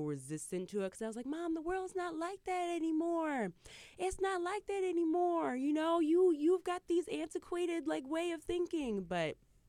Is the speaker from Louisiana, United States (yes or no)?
no; Michigan, United States; I grew up in Michigan, in the Midwest. My father is from New York. My father is from Harlem. My mother is from Virginia.